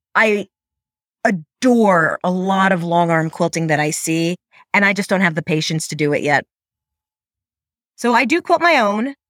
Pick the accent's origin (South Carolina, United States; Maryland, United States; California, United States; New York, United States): New York, United States; moved away; I'm from New York originally